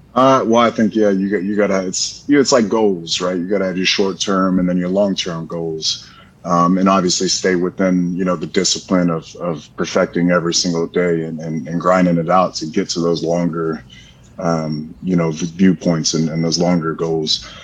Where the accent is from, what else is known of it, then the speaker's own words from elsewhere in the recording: Florida, United States; I'm from Florida. I'm a Florida boy